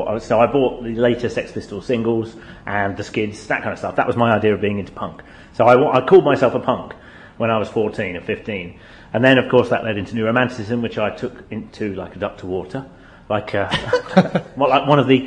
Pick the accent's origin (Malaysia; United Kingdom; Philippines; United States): United Kingdom; Northampton, East Midlands; I grew up in Northampton. I was 16 in 1981.